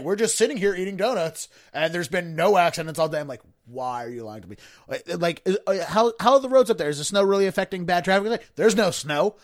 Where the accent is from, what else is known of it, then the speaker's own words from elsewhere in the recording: Baltimore County, Maryland, United States; I grew up in Baltimore County